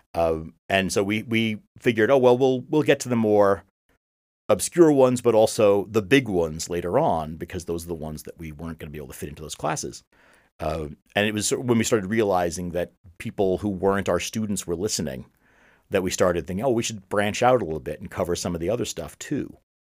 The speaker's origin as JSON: {"language": "English", "country": "United States", "said": "I'm an American"}